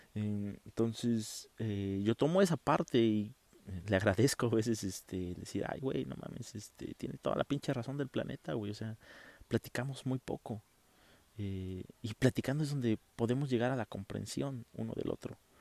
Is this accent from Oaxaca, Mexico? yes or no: yes; Oaxaca de Juárez, Oaxaca, Mexico; also born or lived in Monterrey / Matamoros; yo soy de una ciudad sureña, yo soy de Oaxaca. Eh, estamos aquí en Oaxaca de Juárez